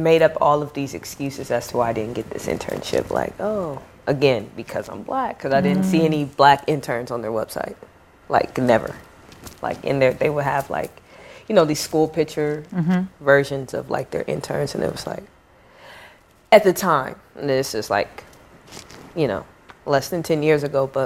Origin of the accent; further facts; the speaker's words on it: Akron, Ohio, United States; moved away as an adult; also born or lived in North Carolina; I'm from Akron, Ohio. Born and raised